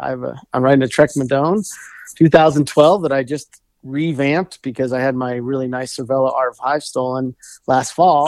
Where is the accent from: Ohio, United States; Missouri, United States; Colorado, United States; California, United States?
Colorado, United States; Golden; also born or lived in Arvada, Colorado; I grew up in Golden, which is a little bit further west